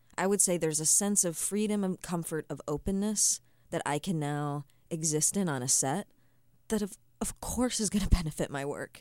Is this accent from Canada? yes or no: yes; Nova Scotia, Canada; I grew up in Nova Scotia